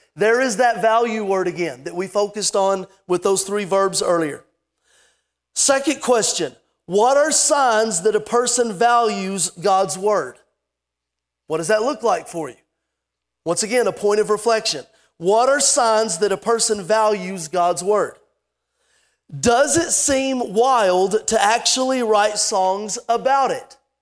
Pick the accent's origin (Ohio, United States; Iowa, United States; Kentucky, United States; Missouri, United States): Kentucky, United States; Lexington; I was born in Lexington, Kentucky